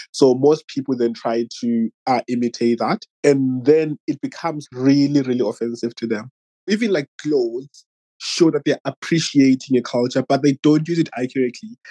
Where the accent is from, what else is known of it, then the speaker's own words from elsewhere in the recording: Zimbabwe; now in Australia; I'm from Zimbabwe, but I live in Australia.